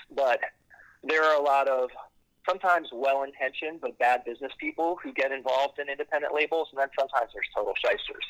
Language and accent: English; Silver Spring, Maryland, United States; So I grew up uh, not far from where I'm standing right now in Silver Spring, Maryland